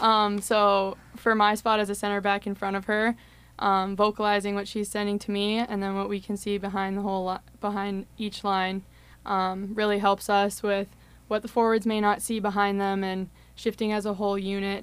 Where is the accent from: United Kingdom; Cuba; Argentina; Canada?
Canada; Winnipeg, Manitoba; moved away as an adult; now in Saint Cloud, United States; I'm from Winnipeg, Manitoba